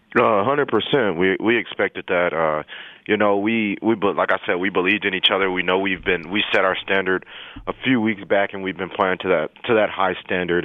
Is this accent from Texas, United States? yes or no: yes; El Paso, Texas, United States; moved away; I'm from El Paso, Texas.